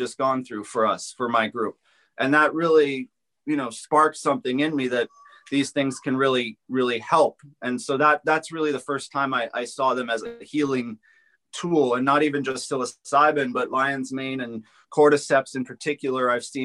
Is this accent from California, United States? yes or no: yes; Los Angeles, California, United States; I grew up in the Los Angeles area